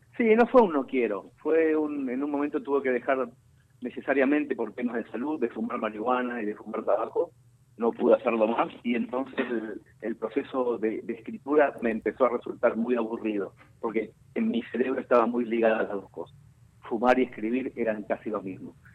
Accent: Mercedes, Buenos Aires Province, Argentina; en mi pueblo natal y en mi barrio

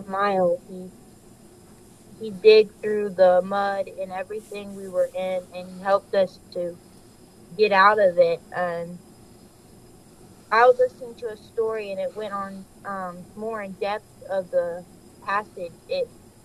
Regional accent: Ohio, United States; I was born in Ohio, and I was raised in Ohio

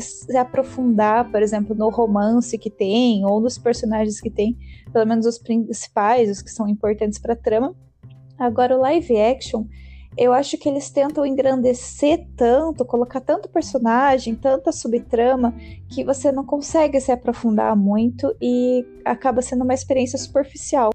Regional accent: Brazil; a gente é brasileiro

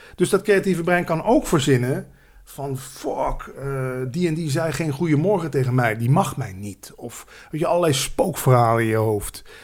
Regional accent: Landgraaf, Limburg, Netherlands; moved away; also born or lived in Randstad; als Limburger

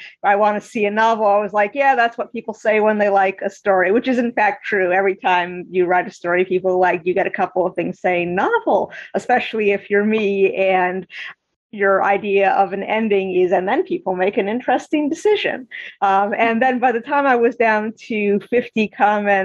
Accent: Eastern Massachusetts, United States; my experiences growing up in Eastern Massachusetts

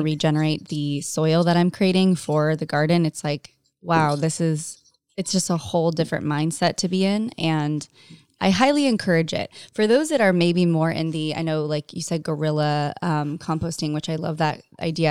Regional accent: Orange County, California, United States; I grew up in Orange County in California.

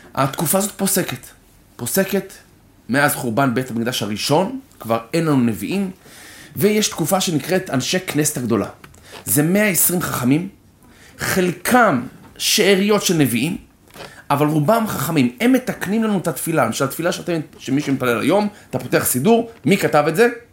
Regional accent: Israel; I'm Israeli

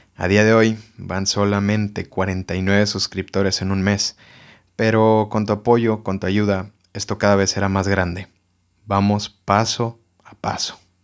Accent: Mexico; Como mexicano

